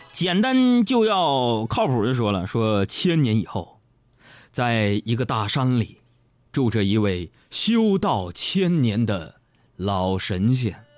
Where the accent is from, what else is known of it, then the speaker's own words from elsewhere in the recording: Northeast China, China; moved away; 我们东北老家有一种饮食文化特别不好